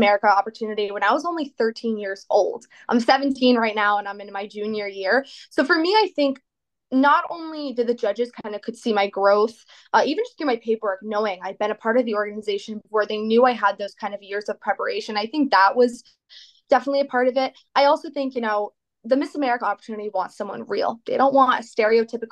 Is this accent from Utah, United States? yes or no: no; East Greenwich, Rhode Island, United States; I'm from East Greenwich, Rhode Island